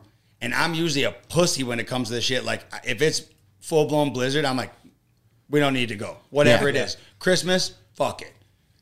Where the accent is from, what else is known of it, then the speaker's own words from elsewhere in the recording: Prescott, Wisconsin, United States; I'm from Prescott, Wisconsin. A lot of my songs have rural elements. I grew up around farms